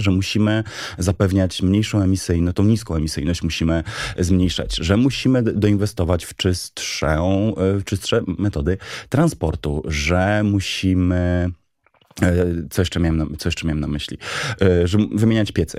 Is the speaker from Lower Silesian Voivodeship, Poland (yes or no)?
yes; Wrocław, Lower Silesian Voivodeship, Poland; Się wychowałem we Wrocławiu.